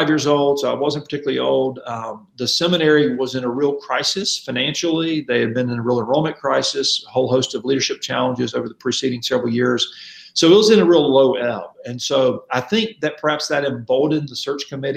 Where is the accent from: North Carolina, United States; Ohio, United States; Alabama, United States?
Alabama, United States; Mobile; moved away as an adult; also born or lived in Louisville, Kentucky; now in Kansas City, United States; I'm from Mobile, Alabama. My wife and I both grew up in Mobile